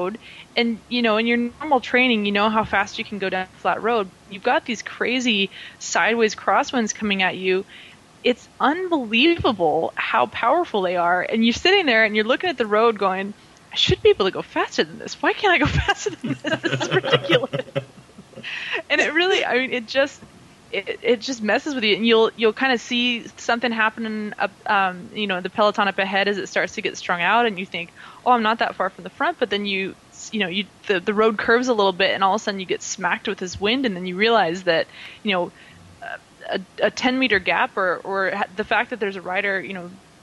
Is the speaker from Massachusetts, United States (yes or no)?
no; Reno, Nevada, United States; moved away as an adult; also born or lived in California; now in Europe; my hometown of Reno, Nevada.